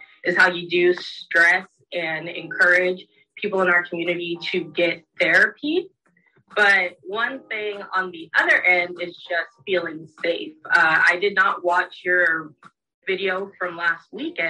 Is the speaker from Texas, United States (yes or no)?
no; California, United States; I'm from California